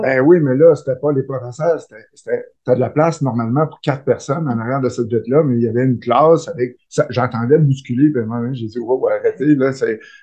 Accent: Rivière-du-Loup, Quebec, Canada; je suis un petit gars de Rivière-du-Loup, du bas du fleuve. je suis né là. J'ai fait mes études.

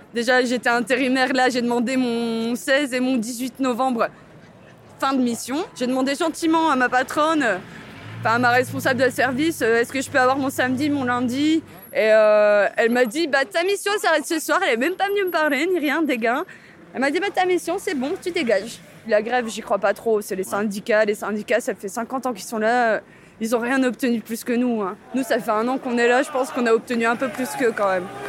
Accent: Marseille, Provence-Alpes-Côte d'Azur, France; je viens de Marseille

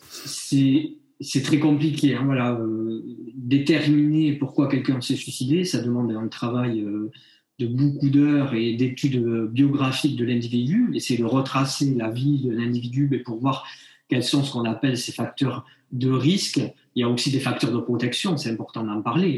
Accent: Bayonne, Nouvelle-Aquitaine, France; je suis originaire de Bayonne

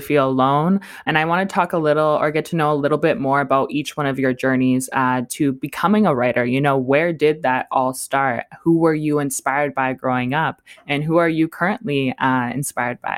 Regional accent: Alberta, Canada; moved away; I think we're all from Alberta

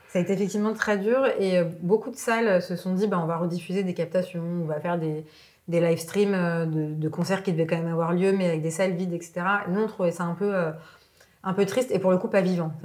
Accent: Lebanon; now in France; je suis née au Liban

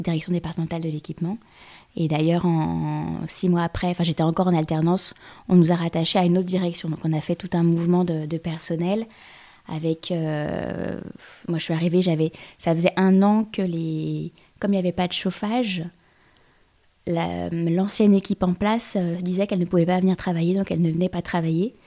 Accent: Lyon, Auvergne-Rhône-Alpes, France; moved away; also born or lived in Normandy; je suis lyonnaise

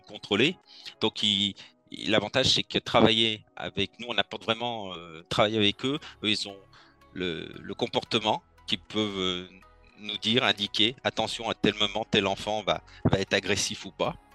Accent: Lyon, Auvergne-Rhône-Alpes, France; Je suis né à Lyon.

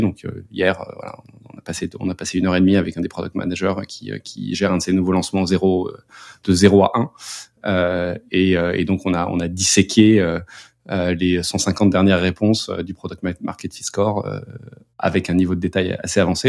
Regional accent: France; moved away as an adult; on est petit français, euh, basé en France

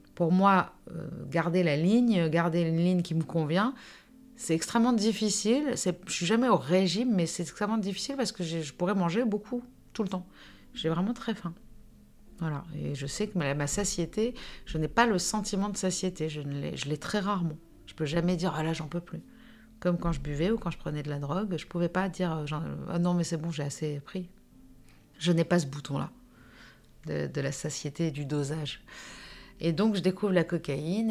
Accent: Nice, Provence-Alpes-Côte d'Azur, France; moved away as an adult; also born or lived in Paris; je suis née à Nice, euh, en 78. Donc j'ai 45 ans aujourd'hui. J'ai vécu 22 ans à Nice, 22 ans à Paris

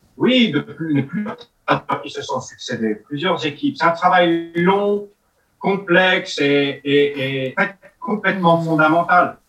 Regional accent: France; first language French; chez nous en France

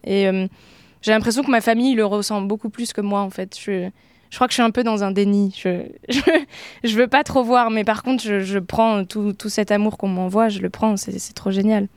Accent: Oise, Picardy, Hauts-de-France, France; born or raised there; moved away as an adult; now in Paris, France

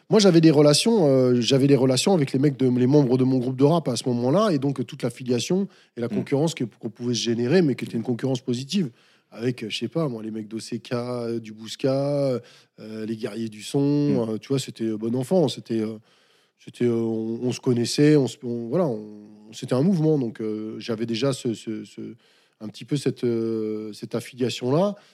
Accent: France; ouais, je suis français, mais j'ai pas peur.

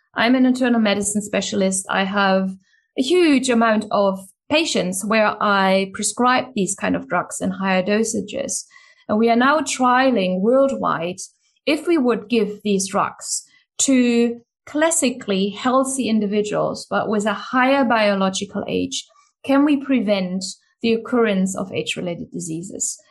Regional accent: Germany; moved away; the country where I grew up in Germany

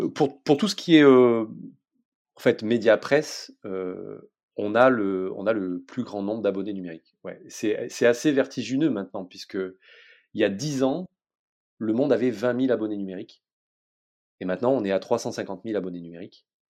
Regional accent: south of France, France; je viens du sud de la France

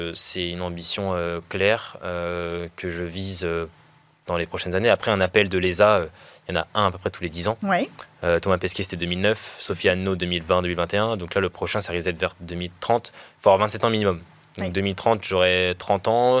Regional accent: France; c'est l'histoire de mon pays. Donc, le fait que j'ai fait trois ans d'alternance chez Ariane

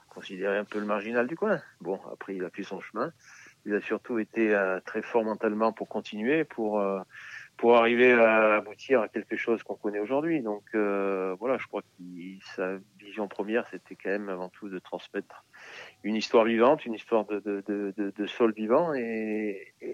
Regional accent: Crozes-Hermitage, Auvergne-Rhône-Alpes, France; born there; comme je dis souvent, je suis né à Croze, donc on fait pas mal

